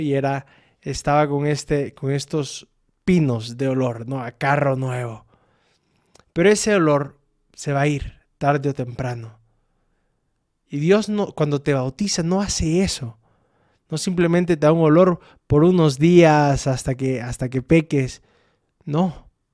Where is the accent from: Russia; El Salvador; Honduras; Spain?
El Salvador; now in Aguascalientes, Mexico; Soy del Salvador